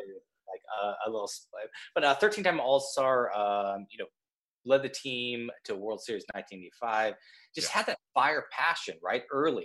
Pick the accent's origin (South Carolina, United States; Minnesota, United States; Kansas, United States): Kansas, United States; Topeka; moved away as an adult; also born or lived in Los Angeles area; I am from Kansas. I'm going to count Kansas City, born Topeka.